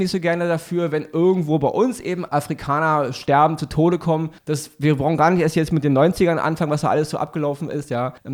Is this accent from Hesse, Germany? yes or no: no; Berlin, Germany; Ich weiß das selber. Ich, ich bin im Wedding groß geworden. Ich habe auch da Erlebnisse gehabt mit der Polizei und mit meinen ausländischen Freunden und mit meinen Freunden mit Migrationshintergrund.